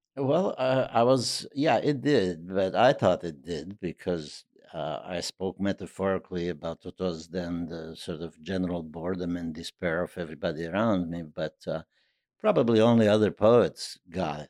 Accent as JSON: {"language": "English", "region": "Transylvania", "country": "Romania", "also_born_or_lived": "New York", "moved": "yes", "said": "I could say from Transylvania"}